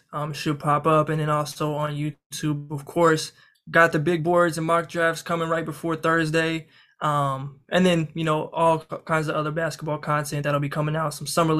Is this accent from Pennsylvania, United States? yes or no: no; Kansas, United States; I'm from Kansas.